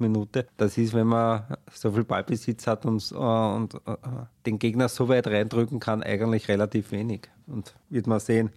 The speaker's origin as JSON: {"language": "German", "country": "Austria", "said": "als Österreicher"}